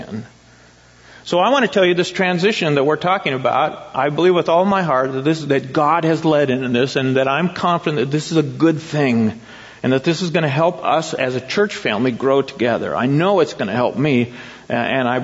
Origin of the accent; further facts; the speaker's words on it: Eugene, Oregon, United States; moved away as an adult; also born or lived in Springfield, Oregon / San Jose, California; I in Eugene and Springfield